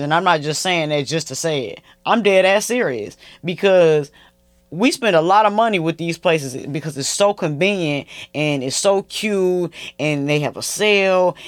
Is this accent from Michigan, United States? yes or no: yes; Flint, Michigan, United States; moved away; all my hometown brands, Flint, Michigan